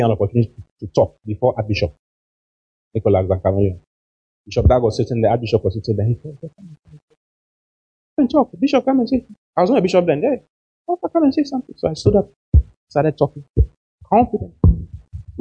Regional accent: Ghana; We are from Ghana

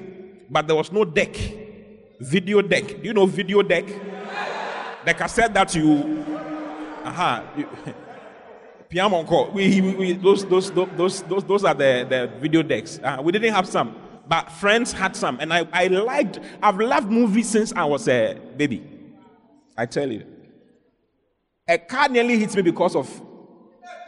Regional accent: Accra, Greater Accra, Ghana; moved away as an adult; also born or lived in Dansoman; now in Kumasi, Ghana; I grew up in Accra. I was born in Dansoman. And I grew up in Accra for many years before I went to Kumasi to school, to university

